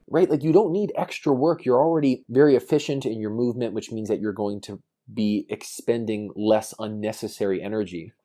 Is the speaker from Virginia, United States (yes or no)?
no; New York, United States; I grew up in New York